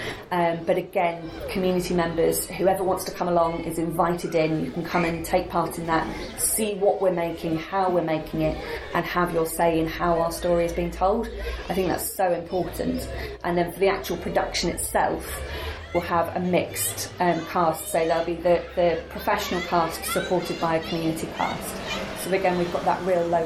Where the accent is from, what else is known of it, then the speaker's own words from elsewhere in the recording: Burnham-on-Sea, South West England, United Kingdom; also born or lived in London; Burnham is my hometown, it's where I've grown up